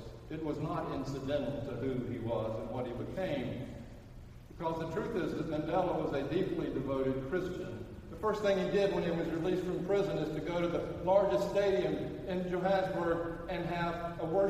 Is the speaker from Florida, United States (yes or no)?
no; Birmingham, Alabama, United States; I'm from Birmingham